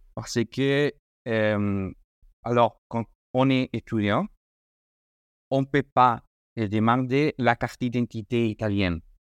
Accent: Madrid, Community of Madrid, Spain; French is a second language; moved away; also born or lived in Italy; je suis espagnol, je suis espagnol de, Madrid.

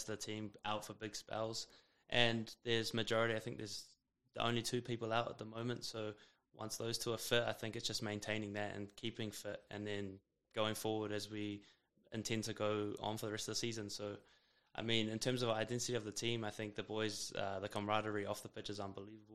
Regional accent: Auckland, New Zealand; moved away as an adult; now in Calgary, Canada; I'm from Auckland

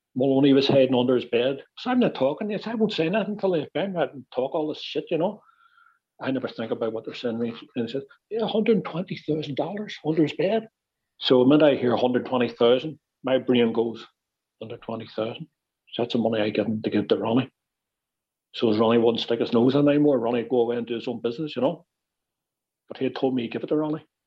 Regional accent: Belfast, Northern Ireland, United Kingdom; accent: Belfast; moved away as an adult; also born or lived in New York; we were speaking so fast, you know, Belfast accents and all

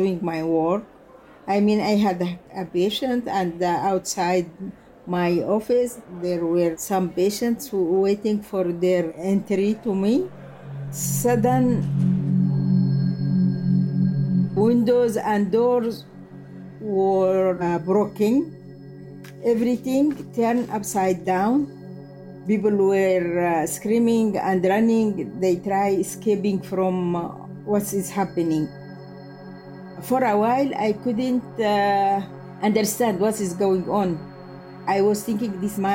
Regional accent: South Yemen, Yemen; English is a second language; moved away as an adult; I'm myself from South Yemen

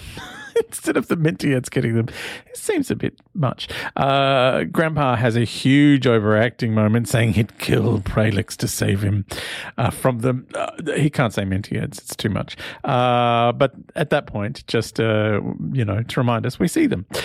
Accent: Sydney, New South Wales, Australia; accent: Aussie; I'm Australian

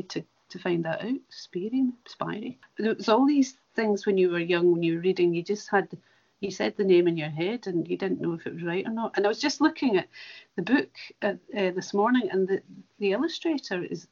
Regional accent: Cumnock, Ayrshire, Scotland, United Kingdom; a wee girl growing up in Comores in Ayrshire

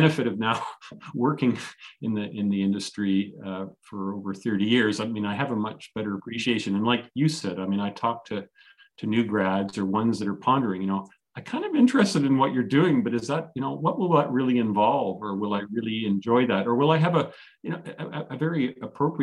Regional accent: Toronto, Ontario, Canada; also born or lived in Halifax, Nova Scotia / Ottawa, Ontario; I was born on the East Coast in Halifax, spent a couple of years in Ottawa, but then I've spent the most of my life around the Toronto area in various spots

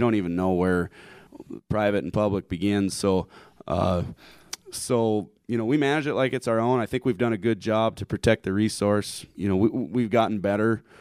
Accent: Harding County, South Dakota, United States; I'm from Harding County

